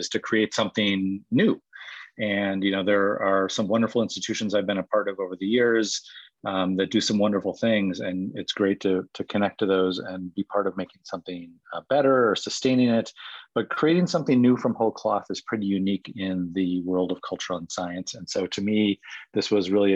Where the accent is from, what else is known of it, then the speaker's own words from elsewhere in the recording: Whitefish Bay, Wisconsin, United States; moved away as an adult; I grew up in Whitefish Bay, which is just outside of Milwaukee, and so was a Wisconsinite by birth